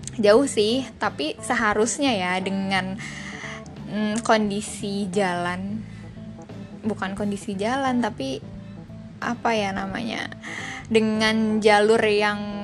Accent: Jakarta, Indonesia; dari kecil tinggal di Jakarta

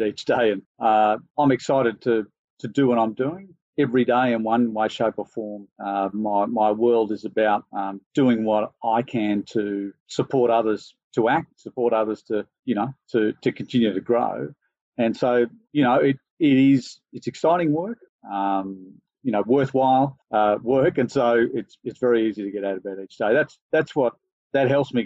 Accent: Sydney, New South Wales, Australia; I grew up in Sydney

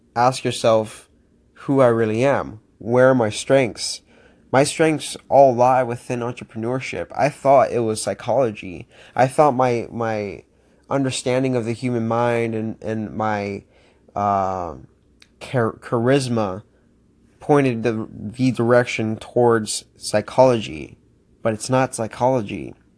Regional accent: Florida, United States; moved away as an adult; also born or lived in Miami; now in Pittsburgh, United States; born and raised in Florida, twenty-one years.

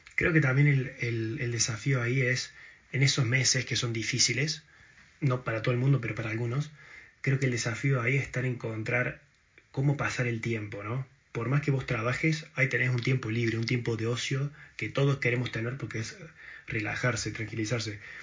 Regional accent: Argentina; moved away; soy argentino

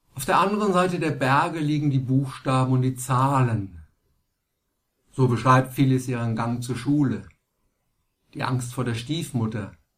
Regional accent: Germany; bei uns in Deutschland

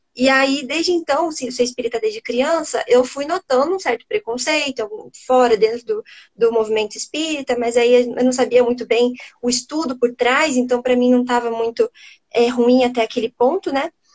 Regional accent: Curitiba, Paraná, Brazil; Eu sou do sul, eu sou daqui de Curitiba

